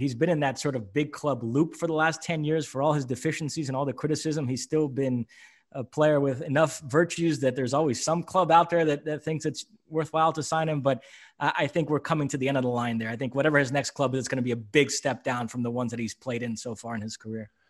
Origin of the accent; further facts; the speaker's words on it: New York, United States; radio show I grew up listening to in New York